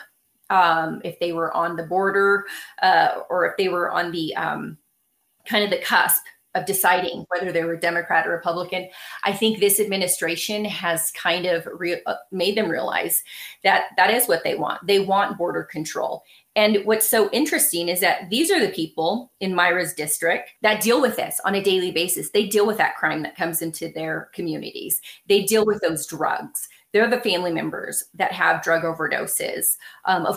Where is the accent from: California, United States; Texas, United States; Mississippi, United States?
California, United States; Los Angeles; I was born and raised in Los Angeles